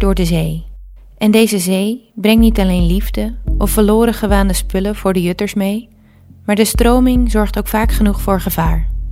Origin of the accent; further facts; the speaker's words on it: Terschelling, Friesland, Netherlands; Terschelling. Het eiland waar ik ben opgegroeid.